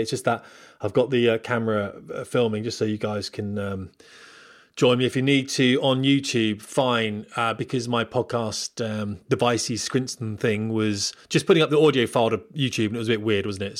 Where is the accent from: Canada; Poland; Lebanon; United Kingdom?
United Kingdom; Portsmouth, South East England; moved away as an adult; also born or lived in Scotland; I'm from Portsmouth